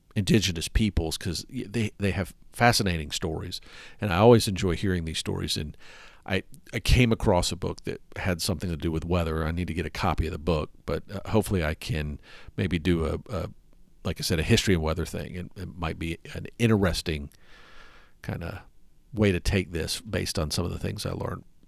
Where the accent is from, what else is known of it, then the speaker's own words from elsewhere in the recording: the South, United States; moved away; I grew up in the South, and I'm used to it